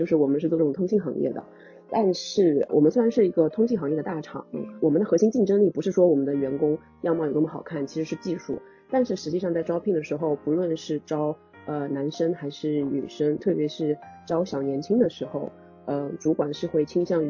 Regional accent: China; 我中国人的审美还是这种温婉甜美的这种，可能会比较受欢迎。

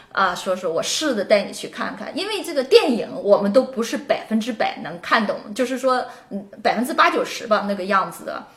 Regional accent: China; now in United States; 我们中国人

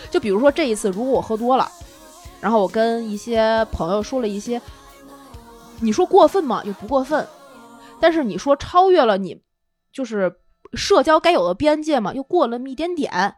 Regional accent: Tianjin, China; 他突然知道了我是天津人

